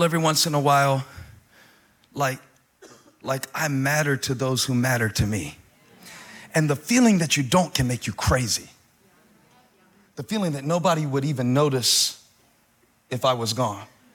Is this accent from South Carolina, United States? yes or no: yes; Moncks Corner, South Carolina, United States; I grew up in Monk's Corner, South Carolina